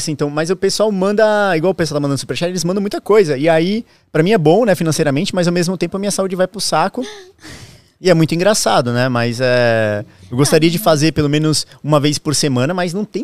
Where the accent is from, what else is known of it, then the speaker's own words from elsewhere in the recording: Balneário Camboriú, Santa Catarina, Brazil; moved away; also born or lived in Santos; Eu é sou natural de Balneário Camboriú, nasci lá. E desde o começo da pandemia, nunca mais fui para lá, né?